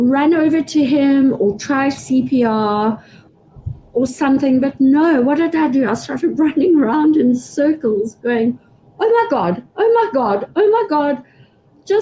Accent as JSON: {"language": "English", "country": "United Kingdom", "said": "I'm British"}